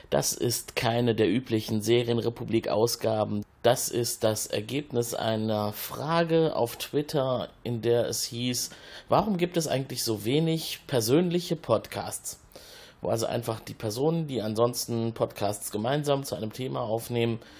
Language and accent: German; Cologne, North Rhine-Westphalia, Germany; Ja, als Kölner äh, verschlägt es einen manchmal auch in unsere freundliche Schwesterstadt ein Stück den Rhein abwärts.